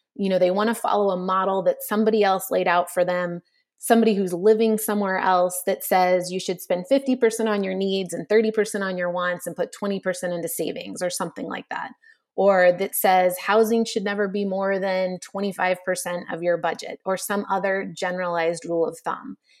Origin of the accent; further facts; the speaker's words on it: Texas, United States; moved away; as a little kid growing up in Texas